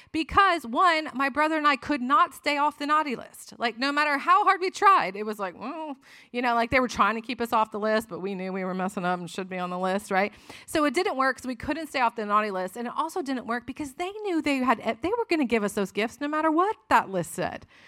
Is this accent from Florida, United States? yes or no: yes; Florida, United States; moved away as an adult; also born or lived in Tennessee; we were in college in Tennessee, but I'm from Florida